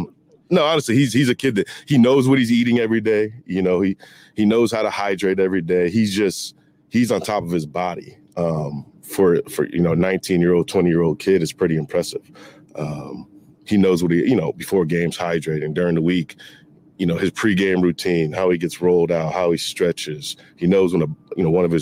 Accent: Syracuse, New York, United States; I'm from Syracuse, New York. And so I grew up knowing about Floyd Little, Jim Brown

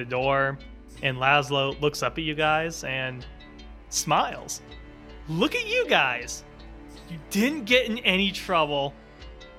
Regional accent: northern Indiana, United States; I'm also from northern Indiana

